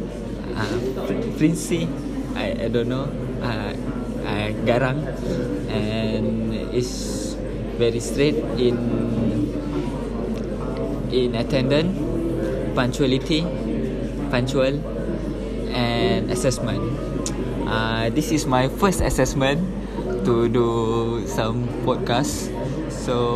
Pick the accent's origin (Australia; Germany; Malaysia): Malaysia; Batu Pahat, Johor; English is a second language; I'm come from Batu Pahat, Johor.